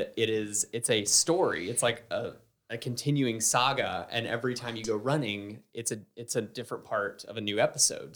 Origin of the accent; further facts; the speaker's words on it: Southern United States, United States; accent: heavy Southern; being a Southerner